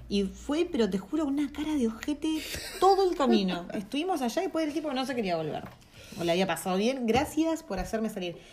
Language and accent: Spanish; Argentina; moved away as an adult; aprender español de un argentino es como querer aprender inglés de un australiano, justamente. O sea, porque somos los que más, eh, ¿cómo se dice?, deformamos el, idioma